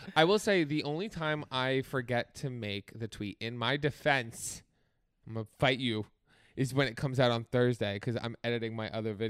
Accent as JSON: {"language": "English", "region": "New Jersey", "country": "United States", "said": "because I'm from New Jersey."}